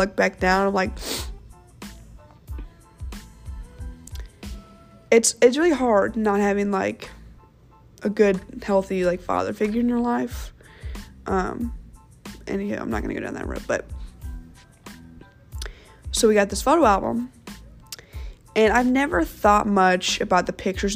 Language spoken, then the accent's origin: English; Kansas City, United States; also born or lived in St. Louis, Missouri; when I moved from St. Louis to Kansas City, when I was in, second grade